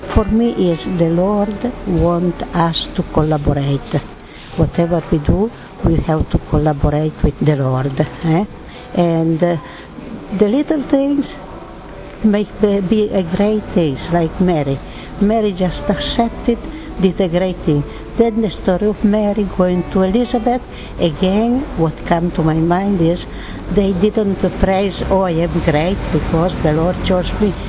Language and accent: English; Italy; From Italy.